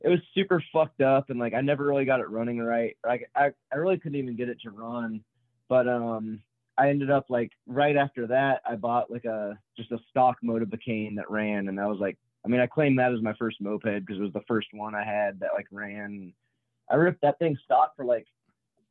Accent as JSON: {"language": "English", "town": "Nashville", "region": "Tennessee", "country": "United States", "said": "I'm from Nashville."}